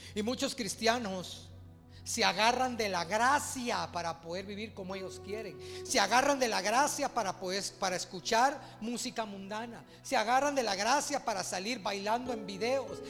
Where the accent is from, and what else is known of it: Guatemala